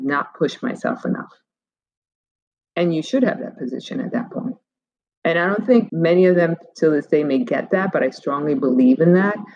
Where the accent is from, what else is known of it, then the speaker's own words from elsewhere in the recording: Cuba; I was born in Cuba